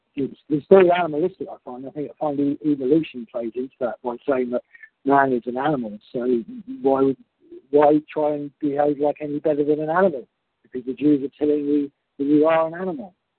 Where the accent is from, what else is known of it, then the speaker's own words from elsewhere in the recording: United Kingdom; our collective unity as British people